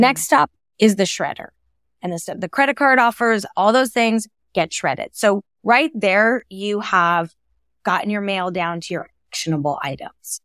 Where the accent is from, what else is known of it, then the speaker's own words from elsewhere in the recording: California, United States; I grew up in California.